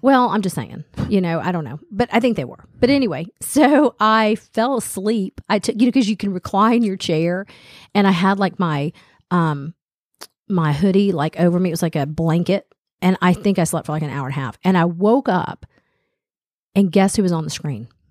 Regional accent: Smyrna, United States; when I was growing up in Smyrna

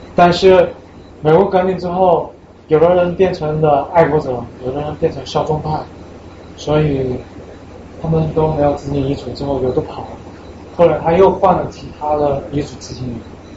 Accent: China; now in United States; 我是一个中国人

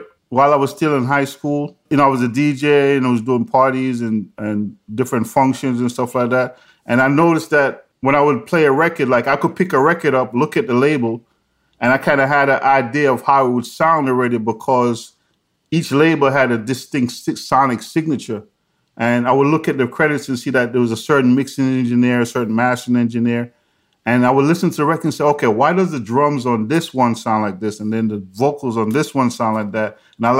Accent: New York, United States; also born or lived in Jamaica; I was born in Jamaica, but I grew up in New York.

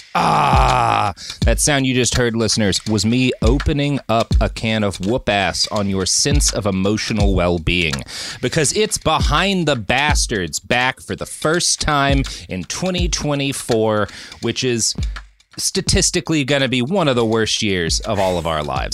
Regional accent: Dallas, Texas, United States; moved away; also born or lived in California; growing up in Texas

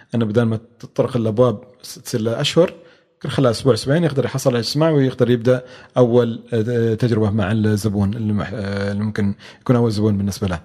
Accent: Oman; إحنا حالياً عندنا في عمان

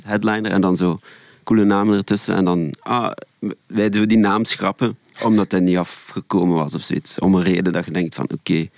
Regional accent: Ghent, Flanders, Belgium; moved away; also born or lived in Brussels; ik kom oorspronkelijk van Gent

